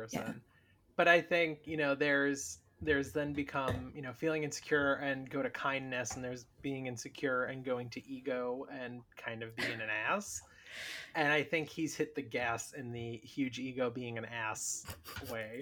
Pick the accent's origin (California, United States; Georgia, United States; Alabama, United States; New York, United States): New York, United States; I grew up in New York, like, we had midnight movies of all the classics